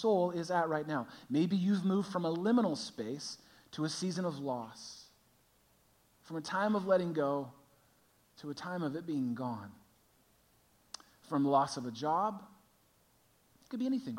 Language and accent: English; California, United States; moved away as an adult; now in Chicago, United States; I grew up in California.